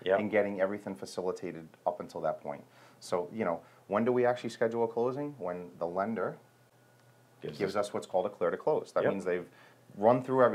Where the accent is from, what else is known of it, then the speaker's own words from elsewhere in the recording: Providence, Rhode Island, United States; also born or lived in Warwick, Rhode Island; You know, I grew up in Providence, and, you know, lived in different cities